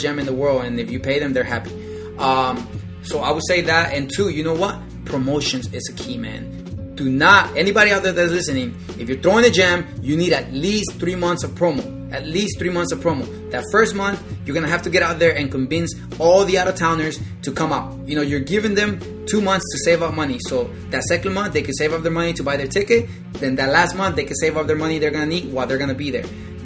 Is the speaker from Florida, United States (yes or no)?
yes; Florida, United States; I am from Florida